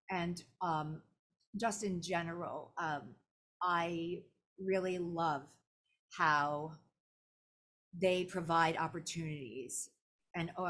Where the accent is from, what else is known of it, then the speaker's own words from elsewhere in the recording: Orlando, Florida, United States; I was part of my my hometown anime con, anime festival Orlando